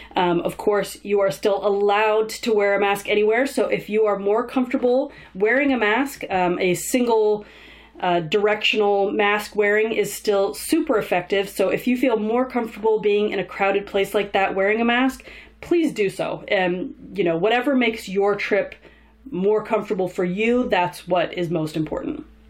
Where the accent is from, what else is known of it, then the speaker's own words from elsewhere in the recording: Southern California, United States; I grew up in Southern California, so I used to visit Disneyland almost every week as a kid.